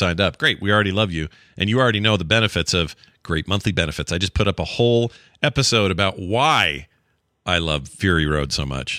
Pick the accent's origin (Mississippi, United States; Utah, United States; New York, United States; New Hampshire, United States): Utah, United States; where I live in my home state of Utah